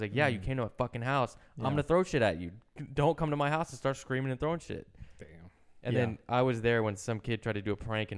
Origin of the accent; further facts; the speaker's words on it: East Coast, United States; I'm from the East Coast.